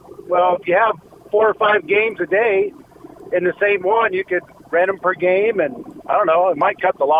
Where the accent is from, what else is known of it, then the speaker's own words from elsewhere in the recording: Cache County, Utah, United States; I'm actually from Cass County.